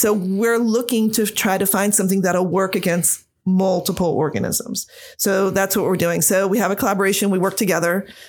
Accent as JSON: {"language": "English", "town": "Mechanicsburg", "region": "Pennsylvania", "country": "United States", "tie": "born or raised there", "said": "I'm originally from Central PA. So right around Harrisburg area. I'm from Mechanicsburg. Grew up there after moving around a lot because growing up in a military family, but went to high school in Mechanicsburg."}